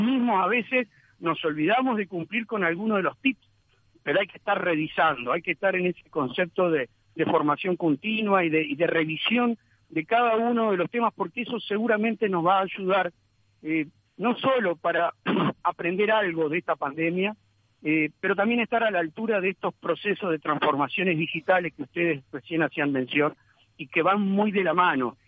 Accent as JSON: {"language": "Spanish", "country": "Uruguay"}